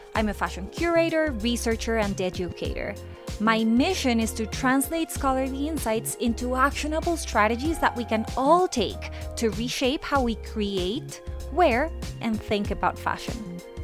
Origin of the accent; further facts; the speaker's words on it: Colombia; my home country of Colombia